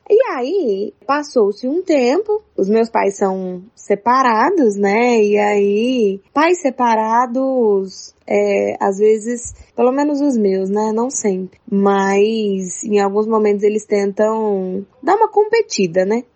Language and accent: Portuguese; Uberlândia, Minas Gerais, Brazil; eu, eu sou de Uberlândia